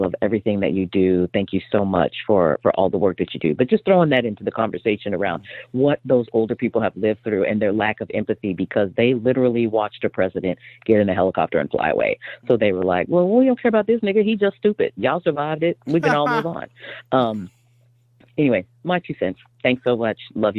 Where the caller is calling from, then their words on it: Texas, United States; I'm calling from Texas.